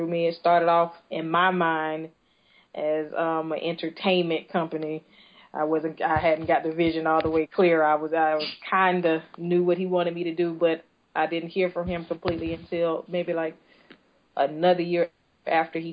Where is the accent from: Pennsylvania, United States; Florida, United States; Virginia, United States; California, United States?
Florida, United States; Tampa; also born or lived in Fort Walton Beach, Florida; I'm originally from Tampa, Florida. I moved from here when I was about 12 years old to the panhandle, to a city called Fort Walton Beach